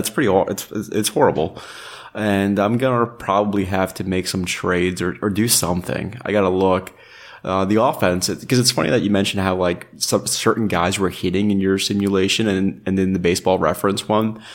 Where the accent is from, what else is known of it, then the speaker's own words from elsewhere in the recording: New York, United States; I grew up in New York